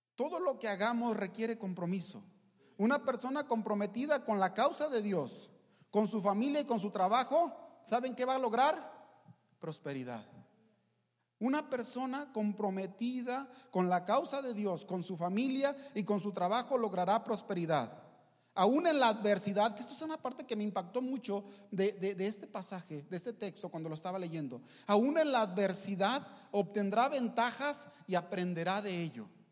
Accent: Mexico; soy mexicano, no soy hebreo

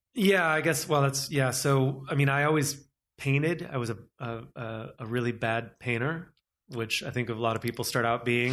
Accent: United States; also born or lived in New York; now in Los Angeles, United States; I am American

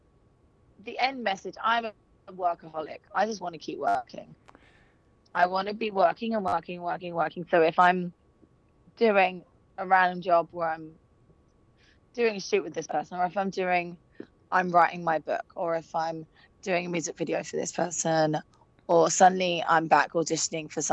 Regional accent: London, United Kingdom; moved away as an adult; now in Los Angeles, United States; I grew up in London

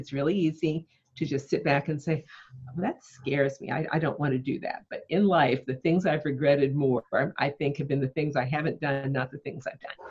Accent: East Coast, United States; moved away as an adult; also born or lived in Maplecrest, New York; now in California, United States; I'd graduated college growing up on the East Coast, and I'd always wanted to move to California.

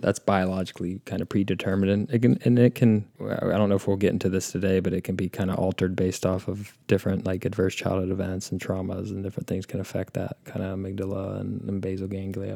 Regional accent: Indianapolis, Indiana, United States; my hometown, Indiana

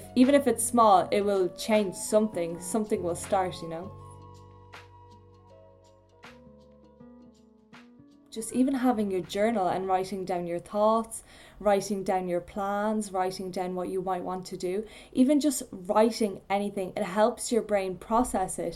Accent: Poland; now in Ireland; I come from Poland

